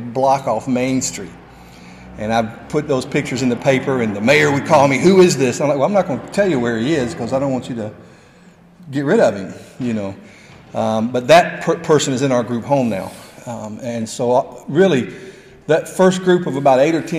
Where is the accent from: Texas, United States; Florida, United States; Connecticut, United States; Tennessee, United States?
Tennessee, United States; Nashville; moved away as an adult; also born or lived in Arkansas; now in Franklin, United States; I've born and raised in Nashville, been in Franklin since 1989 as a pastor.